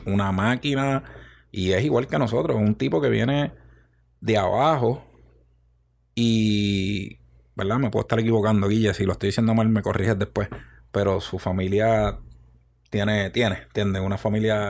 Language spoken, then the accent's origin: Spanish; Río Grande, Puerto Rico; accent: el acento cantado; Yo soy de Rio de, Río Grande. de una barriada llamada Las Dolores.